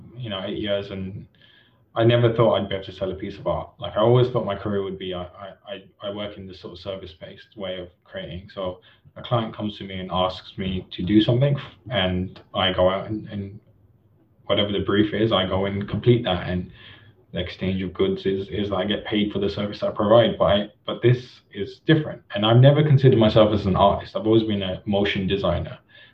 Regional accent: India; for me personally, as an Indian artist, I don't think I would ever have been able to go through the traditional route of selling art

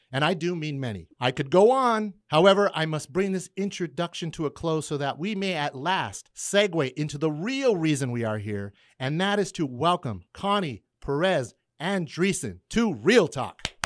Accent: McFarland, California, United States; accent: Californian; growing up in McFarland

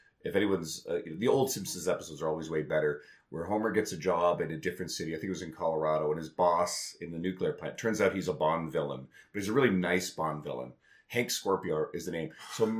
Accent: Newfoundland and Labrador, Canada; So I grew up in Newfoundland. For anyone who doesn't know, I don't really have the accent.

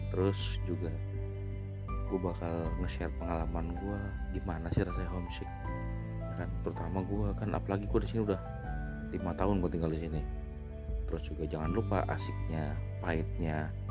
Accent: Jakarta, Indonesia; moved away as an adult; now in Hwaseong, South Korea; gua dari Indonesia ya. Gua lahir Jakarta, sekian tahun lalu. Saat ini gua tinggal di Korea Selatan

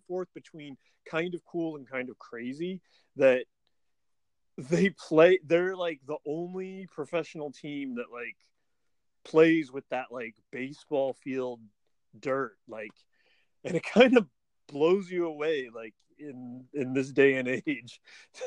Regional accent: Oakland, California, United States; I was born in Oakland, but as I grew up there in the 80s

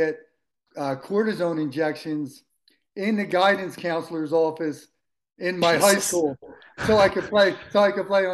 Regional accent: Philadelphia, Pennsylvania, United States; I grew up in Philadelphia

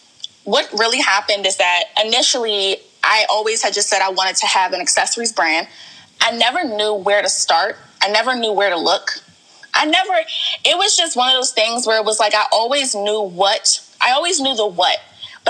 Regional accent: Largo, Maryland, United States; also born or lived in Warrenton, Virginia; I moved to Maryland when I think I'm maybe like seven. So like first or second grade. And I kind of grew up in like the Largo area

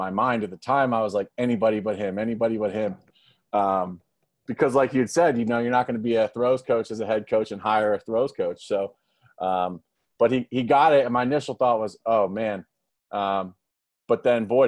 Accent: Philadelphia, Pennsylvania, United States; also born or lived in Iowa; now in Blacksburg, United States; I'm originally from Philadelphia

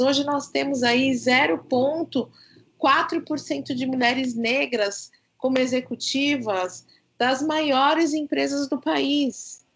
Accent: Brazil; eu saí da periferia onde eu nasci, lá no João 23

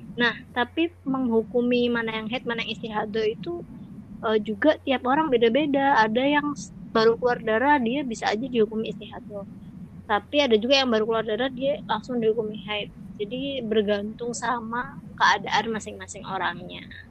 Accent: Java, Indonesia; aku orang Jawa yang sehari-hari ngomong bahasa Jawa

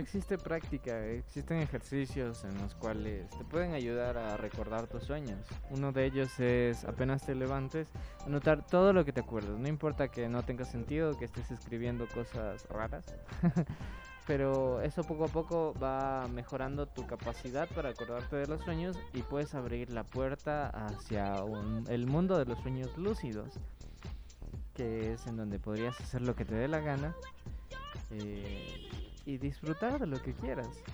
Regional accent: Ecuador; como cineastas ecuatorianos

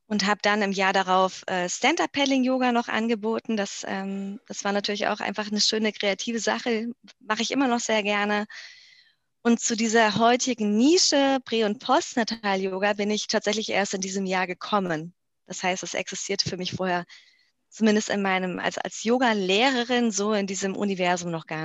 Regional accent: Mainz, Rhineland-Palatinate, Germany; Vorher ähm, bin ich in Mainz oder in der Nähe von Mainz groß geworden

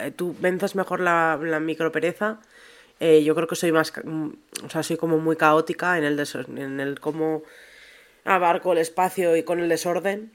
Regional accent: Segovia, Castile and León, Spain; A mí de pequeña me encantaban en Segovia

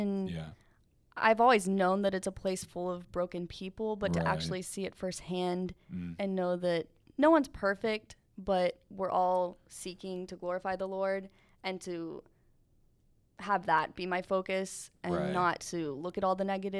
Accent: Alabama, United States; accent: Southern; I have my big Southern accent. I was from down in South Alabama.

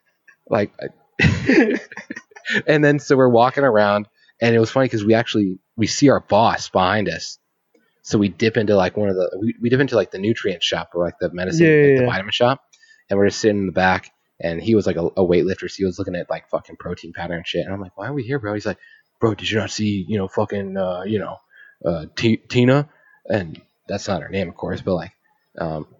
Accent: Temecula, California, United States; growing up in Temecula

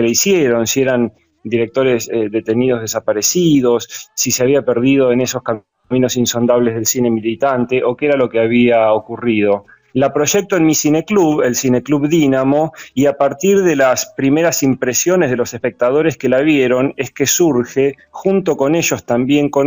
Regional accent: Mar del Plata, Buenos Aires Province, Argentina; Viví 20 años en Buenos Aires, ahora volví a mi ciudad natal, Mar del Plata, hace tres años.

